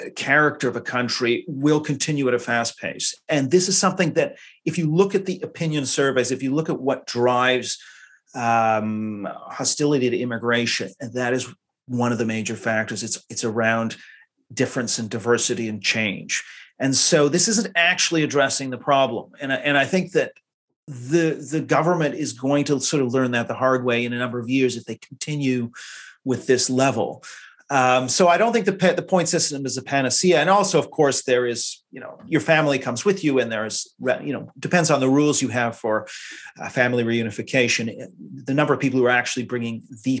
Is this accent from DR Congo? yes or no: no; Canada; now in London, United Kingdom; being Canadian